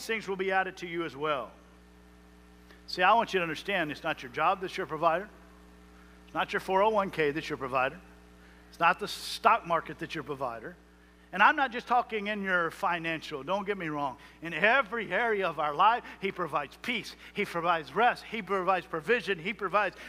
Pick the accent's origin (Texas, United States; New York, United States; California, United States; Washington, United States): Texas, United States; Jones Creek; I grew up in Jones Creek, Texas